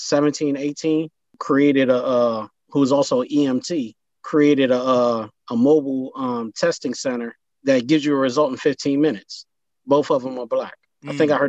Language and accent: English; United States